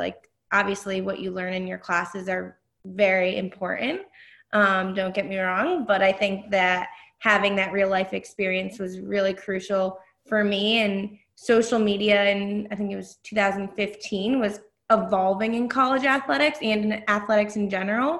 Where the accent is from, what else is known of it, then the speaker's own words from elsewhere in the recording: Connecticut, United States; moved away as an adult; also born or lived in Philadelphia; now in Halifax, Canada; I grew up with sports. My parents had season tickets to the Red Sox, and I'm from Connecticut